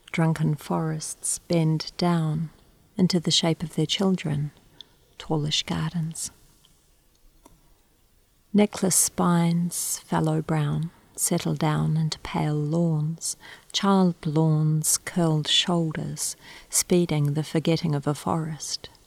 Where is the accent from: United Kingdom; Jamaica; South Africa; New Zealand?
New Zealand; also born or lived in Australia / Singapore; now in Canberra, Australia; I'm from Aotearoa, New Zealand, also from Australia, and recently I've arrived here from Singapore.